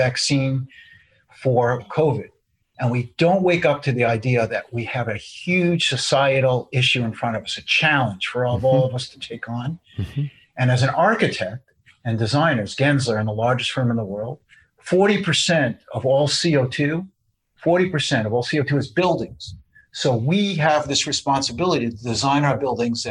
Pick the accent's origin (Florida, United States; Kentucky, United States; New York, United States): New York, United States; I was born in New York and my grandfather started a cheese store